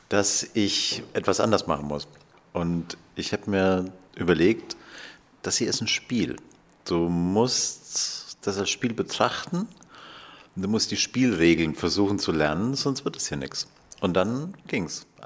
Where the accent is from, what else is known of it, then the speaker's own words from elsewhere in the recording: Bavaria, Germany; Ich komme, ja, wie gesagt, aus Franken